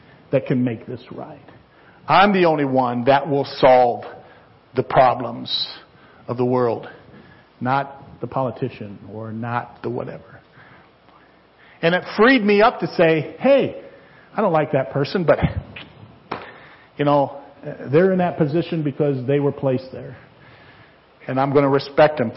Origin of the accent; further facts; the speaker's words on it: United States; I'm an American